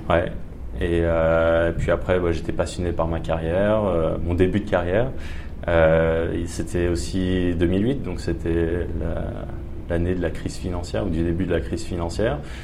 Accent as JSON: {"language": "French", "town": "Paris", "region": "Île-de-France", "country": "France", "moved": "as an adult", "lives_now": "Australia", "said": "je viens de Paris à l'origine, en mhm. France"}